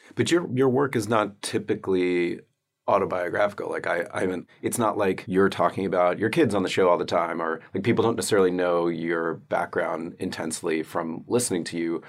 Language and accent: English; the South, United States; I am from the South